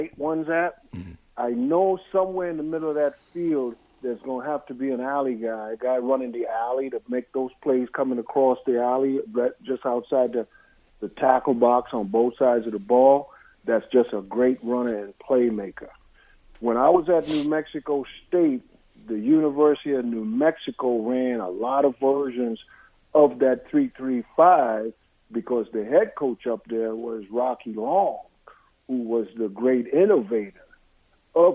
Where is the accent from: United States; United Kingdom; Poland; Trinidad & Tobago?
Trinidad & Tobago; moved away; I was born in Trinidad, West Indies